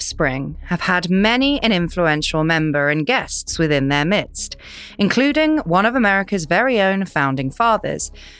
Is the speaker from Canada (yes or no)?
no; near High Wycombe, South East England, United Kingdom; The Hellfire Caves are in High Wycombe, which is very, very near where I grew up.